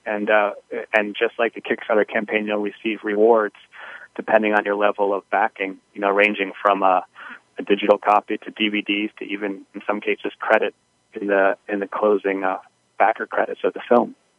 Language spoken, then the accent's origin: English; Gettysburg, Pennsylvania, United States; moved away; also born or lived in Memphis, Tennessee; a few years later, he got the job at Gettysburg College and moved there, and I started kindergarten in Gettysburg